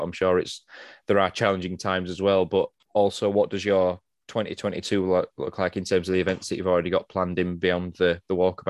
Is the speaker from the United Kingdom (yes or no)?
yes; United Kingdom; It's either too cold, too hot, it's raining too much, it's too cloudy. It's just the joys of being British.